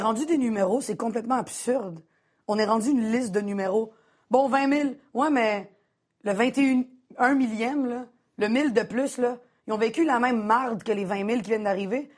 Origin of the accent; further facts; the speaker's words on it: Montreal, Quebec, Canada; J'ai grandi à Montréal-Nord.